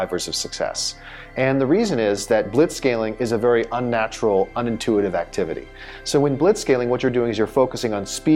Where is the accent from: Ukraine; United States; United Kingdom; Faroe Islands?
United States; Southern California; moved away as an adult; also born or lived in Silicon Valley; I was actually born and raised in Southern California